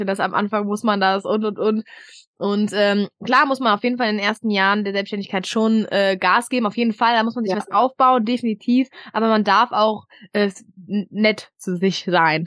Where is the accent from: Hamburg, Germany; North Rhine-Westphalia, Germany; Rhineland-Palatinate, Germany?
Hamburg, Germany; Ich habe einen Mann, wir kommen aus Hamburg